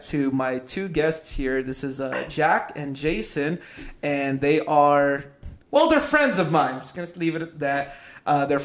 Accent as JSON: {"language": "English", "country": "Philippines", "tie": "born or raised there", "said": "I was born in the Philippines."}